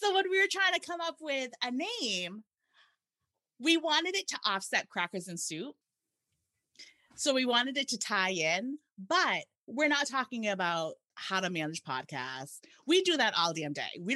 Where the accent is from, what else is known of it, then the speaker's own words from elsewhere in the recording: Massachusetts, United States; Sherilyn and I are from Massachusetts